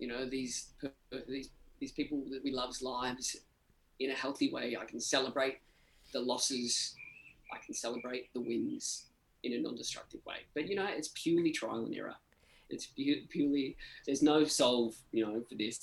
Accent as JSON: {"language": "English", "region": "Victoria", "country": "Australia", "tie": "born or raised there", "moved": "yes", "said": "I grew up in this time called Black Saturday, which were like some of the biggest bushfires in Australian history"}